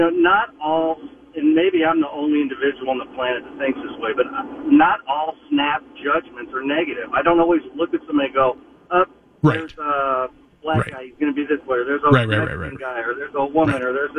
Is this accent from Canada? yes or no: no; Georgia, United States; now in Mankato, United States; I grew up in Georgia in an area that was right next to a county that was an all-white county.